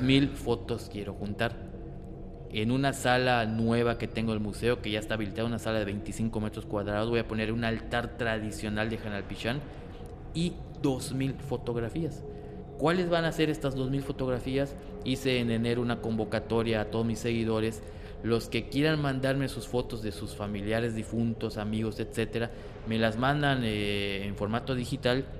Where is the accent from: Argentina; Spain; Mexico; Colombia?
Mexico; como buenos mexicanos que somos